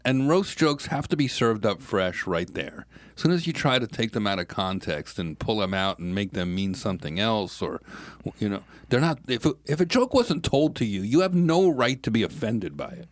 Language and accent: English; New York, United States; I'm a New Yorker